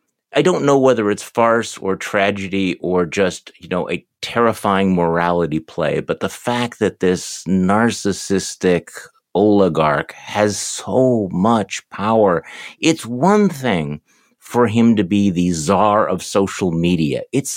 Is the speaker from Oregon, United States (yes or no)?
no; Wisconsin, United States; back in my home state of Wisconsin